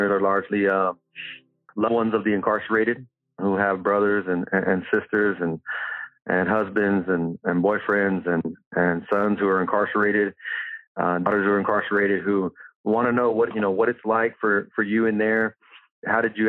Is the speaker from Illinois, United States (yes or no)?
no; Bakersfield, California, United States; I was born in Bakersfield